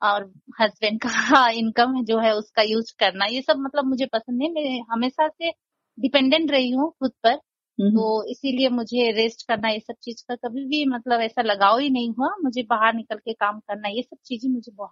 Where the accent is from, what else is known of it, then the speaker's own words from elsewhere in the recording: Nepal; मैं नेपाली हूँ और मेरी शादी बेंगोली फैमिली में हुई है